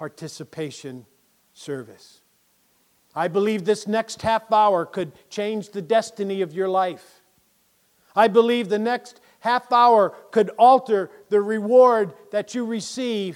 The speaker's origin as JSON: {"language": "English", "town": "Springfield", "region": "Massachusetts", "country": "United States", "tie": "born or raised there", "said": "I grew up right here in Springfield"}